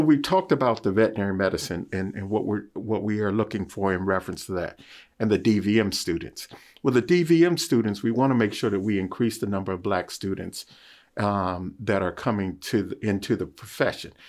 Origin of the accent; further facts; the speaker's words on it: Washington, District of Columbia, United States; as a child growing up in Washington, D C